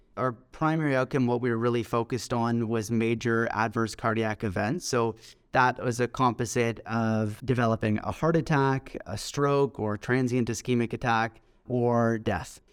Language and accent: English; Toronto, Ontario, Canada; also born or lived in Scotland / Manchester, England / Hamilton, Ontario; I grew up in Toronto, in Canada, and after I finished high school here, I moved to the U K